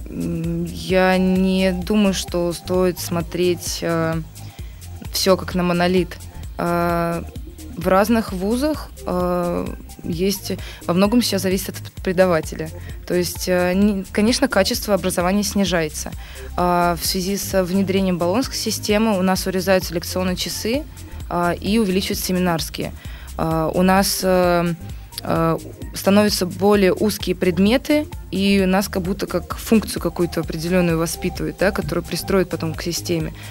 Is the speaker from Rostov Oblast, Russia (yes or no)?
no; Penza, Penza Oblast, Russia; now in Saint Petersburg, Russia; Ну, я сама переехала из Пензы в Петербург, я в числе этих студентов.